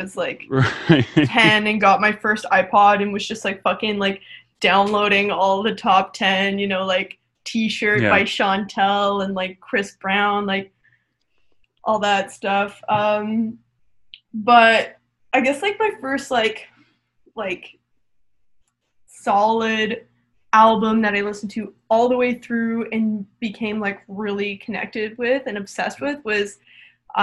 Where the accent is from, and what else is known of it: Toronto, Ontario, Canada; born or raised there